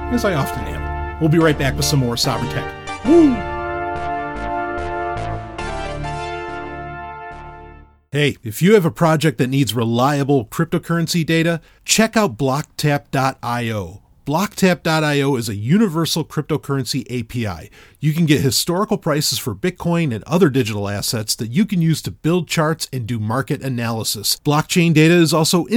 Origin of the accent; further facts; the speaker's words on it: New York City, New York, United States; now in New Hampshire, United States; I'm from New York City